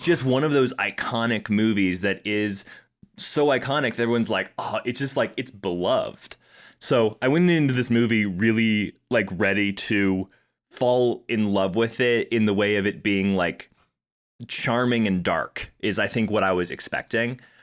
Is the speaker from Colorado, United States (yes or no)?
yes; Colorado Springs, Colorado, United States; we're both from Colorado Springs